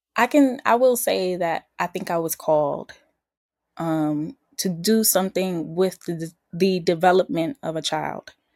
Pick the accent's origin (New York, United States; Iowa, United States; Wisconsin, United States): New York, United States; New York City; from the BX. Um Boogie Down South Bronx.